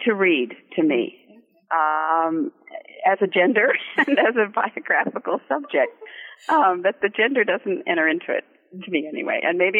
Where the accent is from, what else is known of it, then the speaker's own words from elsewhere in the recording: California, United States; moved away as an adult; also born or lived in Germany / Paris, France / New York, United States; So I think growing up in California had a lot to do with being attracted to the people in the movies and the importance of the movies in our lives.